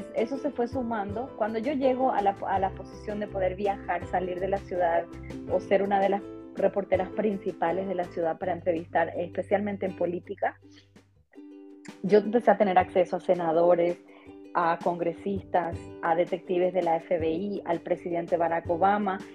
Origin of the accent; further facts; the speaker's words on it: Paraguay; moved away as an adult; now in Las Vegas, United States; no soy mexicana porque yo soy paraguaya